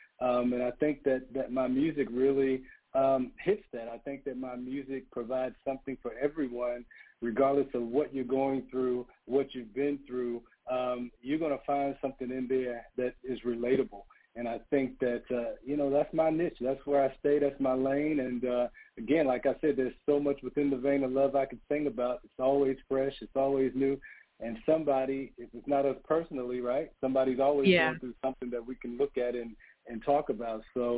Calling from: Atlanta, Georgia, United States; I am based in Atlanta, so I'm in Georgia.

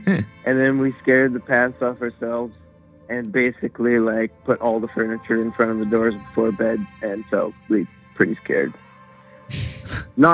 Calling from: Smithers, British Columbia, Canada; I'm calling from Smithers, D.C.

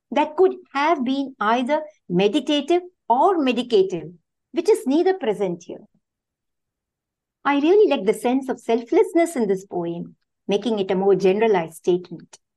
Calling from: South India, India; I'm joining from India, the South India.

